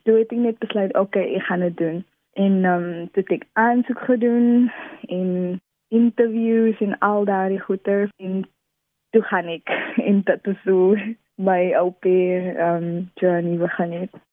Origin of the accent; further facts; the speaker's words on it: Wellington, Western Cape, South Africa; also born or lived in Netherlands; ek is van Wellington